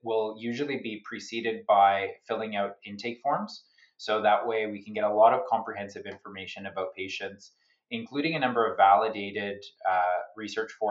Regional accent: Canada; also born or lived in Sydney, Australia; I'm a Canadian

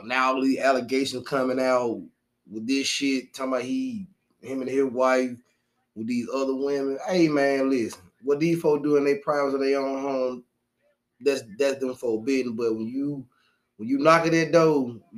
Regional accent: Birmingham, Alabama, United States; I'm from Birmingham

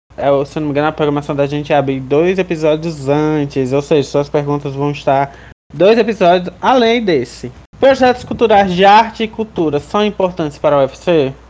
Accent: Jaguaruana, Ceará, Brazil; sou de Jaguaruana, não sou de Russas

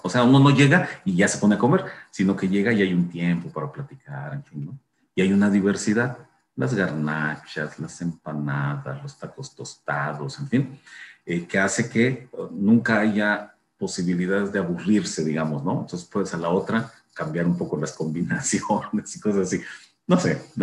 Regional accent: Chiapas, Mexico; de donde yo vengo, de Chiapas, digamos, este asunto de sentarse a comer y iniciar conversaciones largas es para mí muy importante desde pequeño

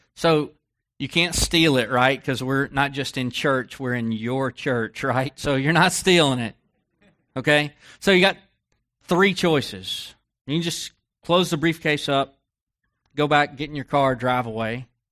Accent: Texas, United States; I grew up in Texas

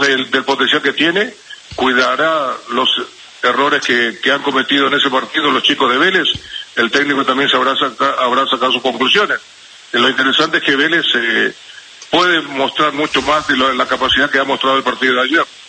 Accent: Paraguay; acá en mi país

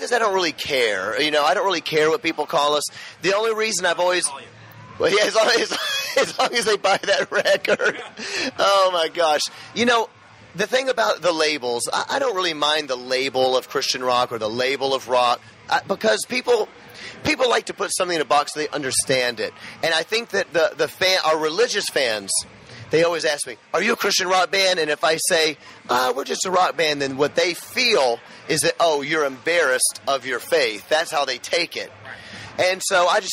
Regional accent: Memphis, Tennessee, United States; I grew up in Memphis, Tennessee, Bible Belt

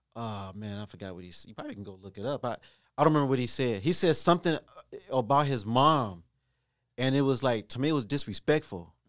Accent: Ohio, United States; I am from Ohio

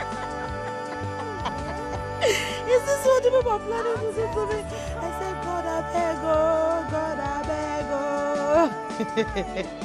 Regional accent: Nigeria; I'm a Nigerian student in the University of Alexei Kwame Federal University in the Falikiko Ebonyi State

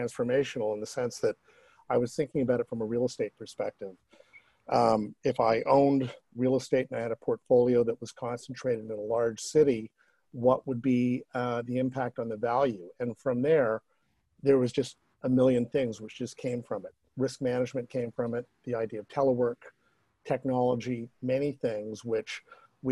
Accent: Toronto, Ontario, Canada; growing up in Toronto

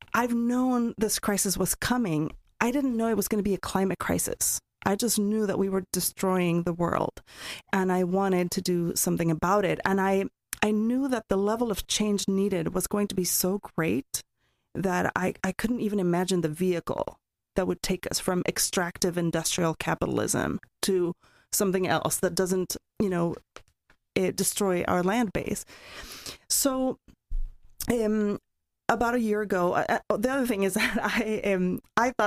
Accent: Mexico City, Mexico; moved away as an adult; also born or lived in Oregon, United States; now in United States; I'm from Mexico, and I grew up in Mexico City

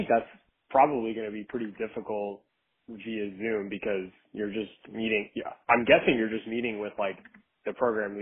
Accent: South Florida, United States; also born or lived in Gainesville; I grew up in South Florida

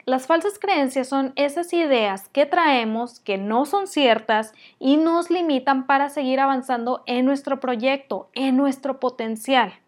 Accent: Mexico; soy muy mala mexicana

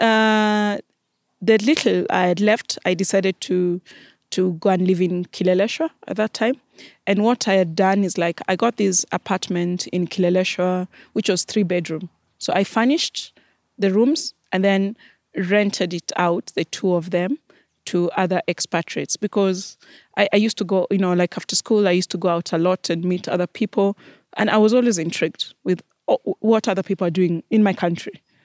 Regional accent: Kenya; moved away as an adult

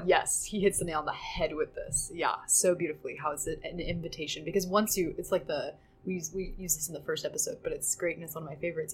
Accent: Kansas, United States; we're from Kansas. It's very flat

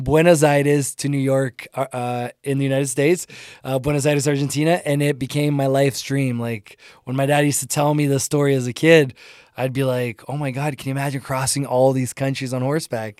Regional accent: Ontario, Canada; English is a second language; also born or lived in Brazil; now in Calgary, Canada; I grew up in Ontario. My, when I moved to Canada, I was nine years old.

